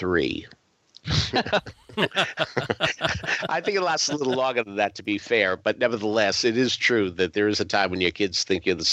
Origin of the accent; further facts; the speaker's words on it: Boston, Massachusetts, United States; moved away; I come from the Boston area where Legal Seafood started